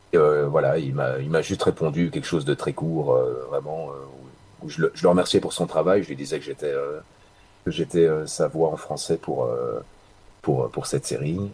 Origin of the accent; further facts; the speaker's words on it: Belgium; chez nous en Belgique